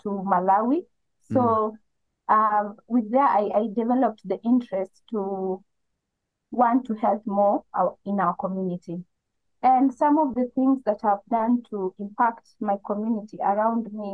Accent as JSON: {"language": "English", "region": "eastern Kenya", "country": "Kenya", "moved": "yes", "lives_now": "Nairobi, Kenya", "said": "I come from Kenya. I'm from the eastern part of Kenya, but I currently reside in Nairobi"}